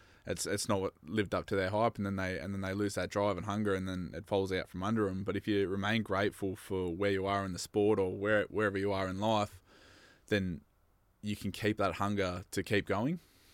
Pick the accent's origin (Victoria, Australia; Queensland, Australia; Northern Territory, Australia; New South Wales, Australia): Victoria, Australia; Bendigo